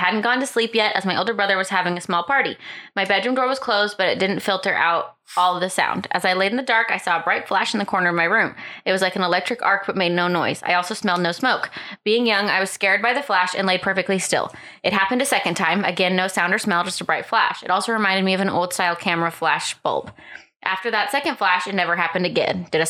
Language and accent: English; Knoxville, Tennessee, United States; I worked for a radio station in Jefferson City, Tennessee, a small town about 20 miles from my hometown of Knoxville.